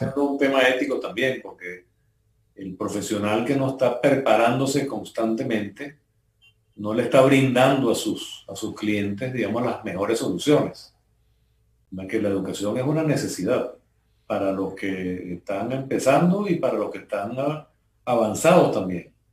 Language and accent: Spanish; Venezuela; moved away as an adult; now in Panama; un grupo de colegas venezolanos